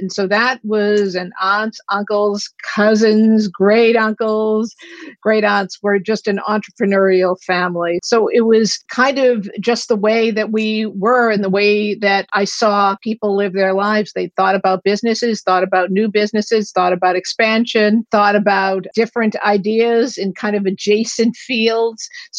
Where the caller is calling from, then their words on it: Boston, Massachusetts, United States; I'm calling in from Boston, Massachusetts.